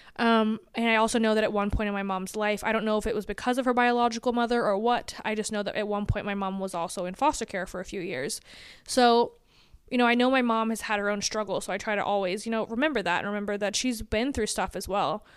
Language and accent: English; Atlanta, Georgia, United States; I grew up in Atlanta, Georgia